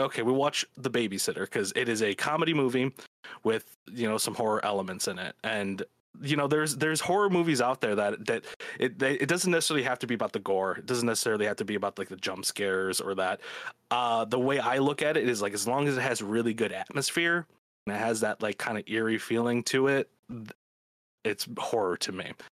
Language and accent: English; Chicago, Illinois, United States; I'm from Chicago. I've lived here all my life